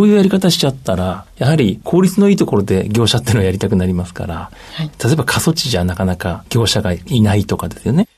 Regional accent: Tochigi, Japan; 私の地元の栃木県

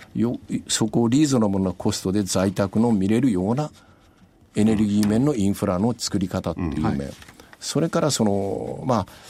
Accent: Yakushima, Kagoshima, Japan; 私は屋久島の出身

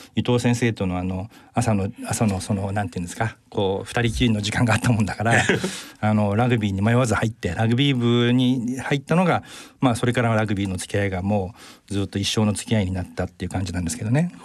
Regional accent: Tokyo, Japan; 瀬田あのから通ってたので基本的にはあの瀬田出身です

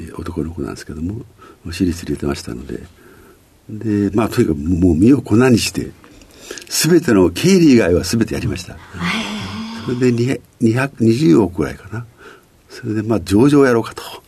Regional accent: Ozu, Ehime, Japan; 愛媛県という,、はい、四国ですね、うん、愛媛県の大洲市というところに

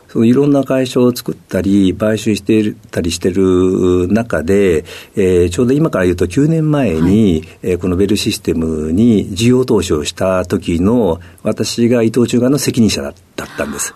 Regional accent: Kobe, Hyogo, Japan; 兵庫県の神戸市です。

